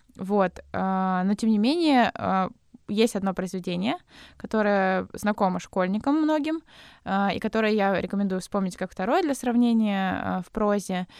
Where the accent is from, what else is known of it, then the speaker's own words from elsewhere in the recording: Nizhny Novgorod, Nizhny Novgorod Oblast, Russia; мы с Никитой из Нижнего Новгорода